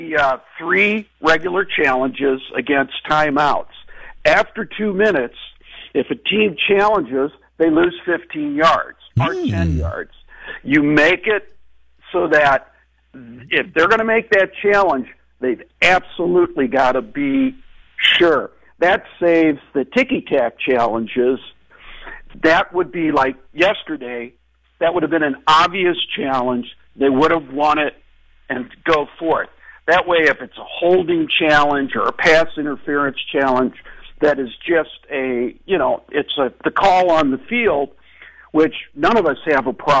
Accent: St. Louis, Missouri, United States; I'm from St. Louis

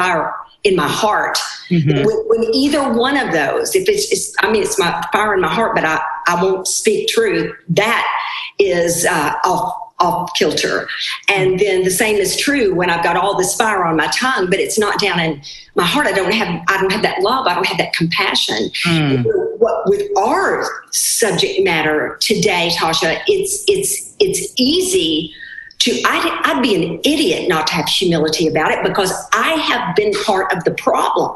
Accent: Arkansas, United States; I was raised in Arkansas in the 60s

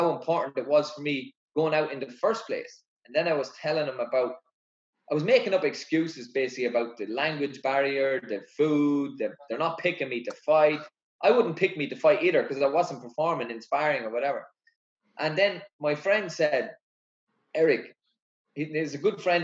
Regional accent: Ireland; I represented my country

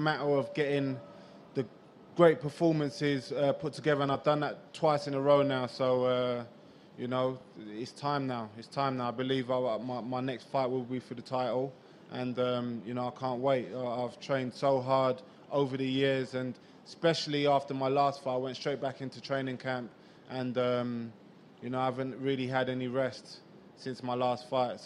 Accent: London, United Kingdom; my hometown crowd in London

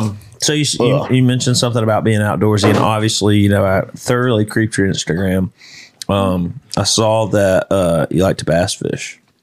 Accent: Alabama, United States; now in Nashville, United States; I grew up in Alabama.

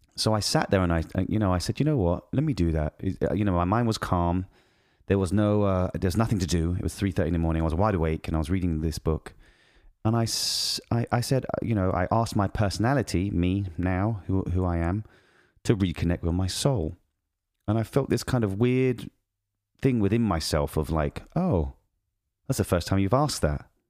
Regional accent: United Kingdom; moved away; I'm British

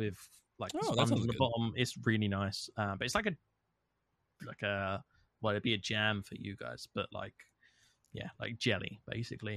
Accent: United Kingdom; I'm British

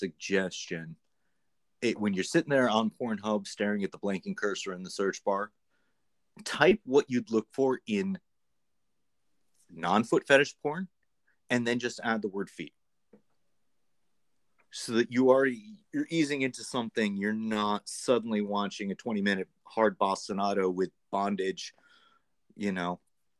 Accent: Greater New York, United States; I'm actually from like Greater New York

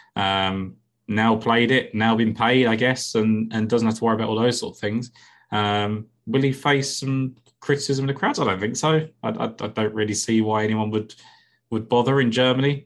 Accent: England, United Kingdom; I'm English.

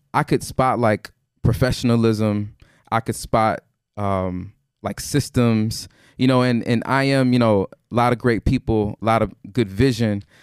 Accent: Houston, Texas, United States; I'm from Houston

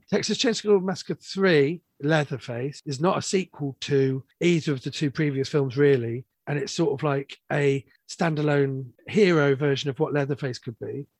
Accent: London, United Kingdom; I grew up in London, in the 80s

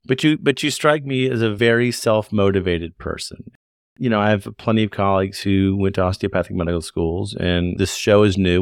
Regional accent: Lexington, Kentucky, United States; also born or lived in Michigan; I grew up in Kentucky. I grew up in Lexington, which is a pretty medium sized city.

